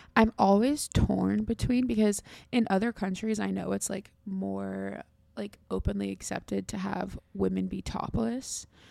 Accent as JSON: {"language": "English", "country": "United States", "said": "I'm from America"}